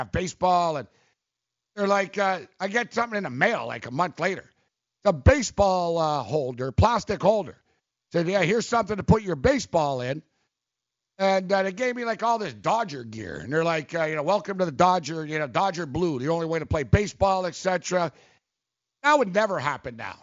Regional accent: Montreal, Quebec, Canada; I grew up in Montreal

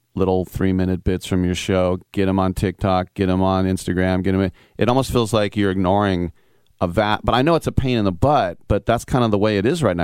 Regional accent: Oakland, California, United States; And I'm from Oakland.

